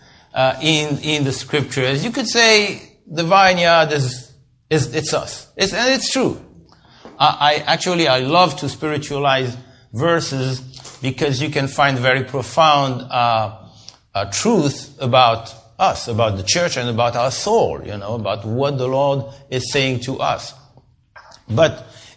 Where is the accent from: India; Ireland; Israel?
Israel; we are from Israel